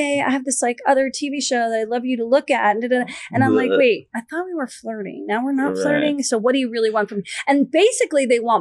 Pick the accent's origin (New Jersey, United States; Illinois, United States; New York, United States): New Jersey, United States; Short Hills; also born or lived in Florida; now in Los Angeles, United States; when I was growing up in Short Hills, New Jersey